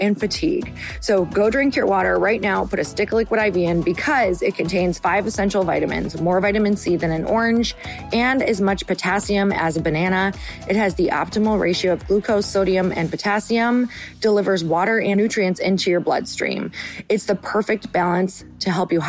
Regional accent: Midwest, United States; I was raised in the Midwest

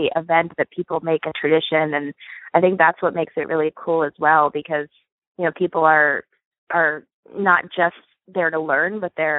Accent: Reading, Pennsylvania, United States; I'm from Reading, Pennsylvania

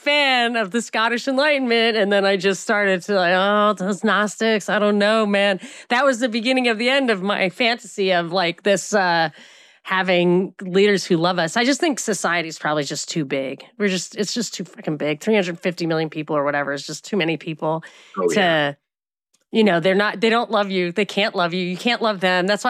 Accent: United States; I'm American

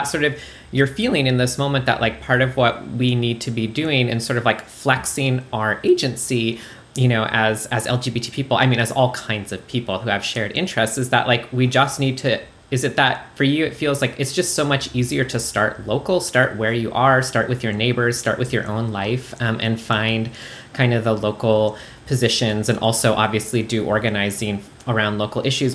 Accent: Canada; now in United States; I'm famously from Canada. I'm an immigrant

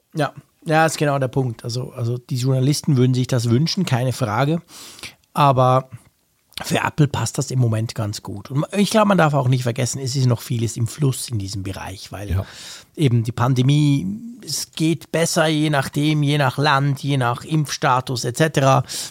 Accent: Switzerland; als Schweizer

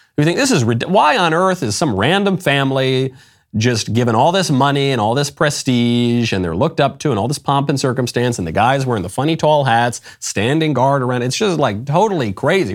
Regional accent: United States; as an American

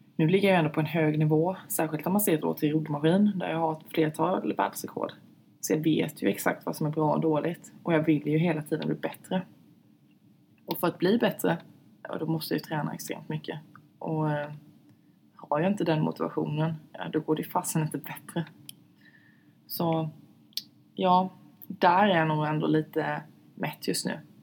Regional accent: southern Sweden, Sweden; hemma i södra Sverige

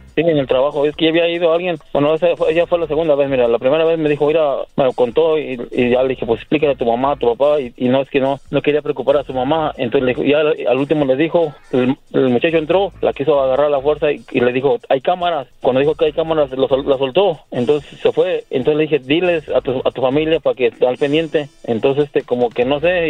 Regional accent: Querétaro, Mexico; Yo soy de Querétaro

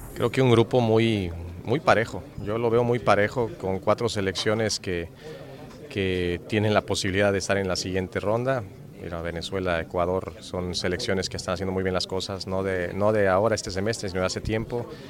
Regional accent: Mexico

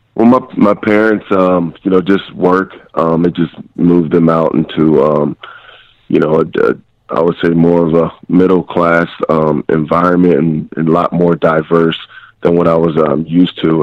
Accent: Eastern Pennsylvania, United States; I'm from Eastern Pennsylvania. Um, you know, small blue collar town

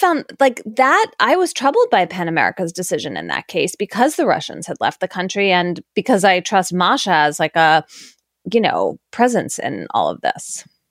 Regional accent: Philadelphia, Pennsylvania, United States; moved away; also born or lived in New Haven, Connecticut; I grew up in Philadelphia and then moved to New Haven

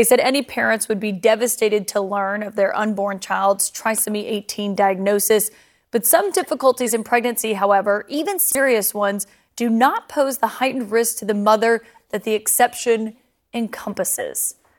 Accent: Alabama, United States; moved away; I think about my home state of Alabama.

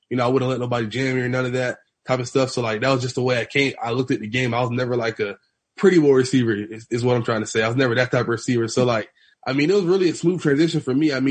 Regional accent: Broward County, Florida, United States; growing up in Broward

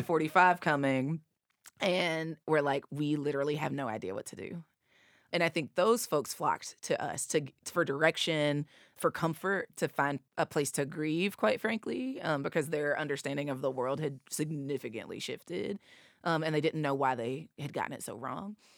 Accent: East Tennessee, United States; accent: Appalachian; I'm from East Tennessee, two hours away

